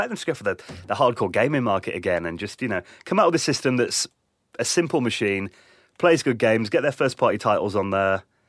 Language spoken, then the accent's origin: English; East Midlands, United Kingdom; speaking as like someone who grew up in England